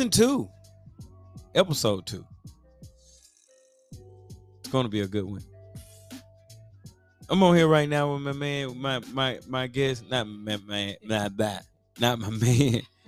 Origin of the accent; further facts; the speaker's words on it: Birmingham, Alabama, United States; I was born and raised here in Birmingham